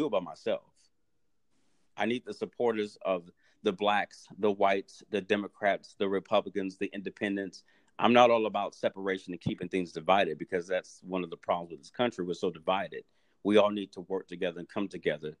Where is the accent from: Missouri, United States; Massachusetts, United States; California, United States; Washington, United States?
Missouri, United States; St. Louis; now in Dallas, United States; I was born and raised in St. Louis, Missouri